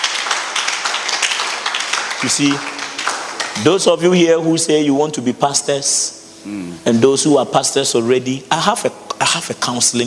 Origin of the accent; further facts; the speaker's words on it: Ghana; now in Accra, Ghana; You saw where I come from. You saw the place. You saw where they keep all the gods, the shrines, the stools, everywhere. In my hometown, you went.